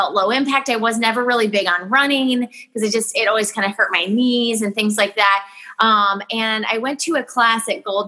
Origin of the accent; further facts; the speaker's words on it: Waynesville, Ohio, United States; also born or lived in Tampa, Florida; I'm from Waynesville. I grew up Waynesville, small town